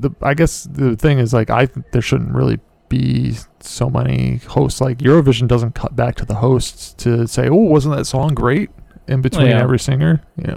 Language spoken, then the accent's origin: English; United States; I'm an American